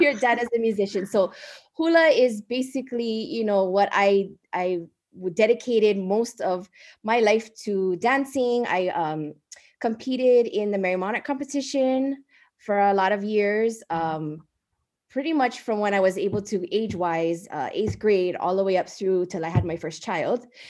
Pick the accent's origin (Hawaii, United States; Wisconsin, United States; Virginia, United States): Hawaii, United States; Kaneohe; moved away as an adult; now in Hilo, United States; I am originally from Kaneohe, Oahu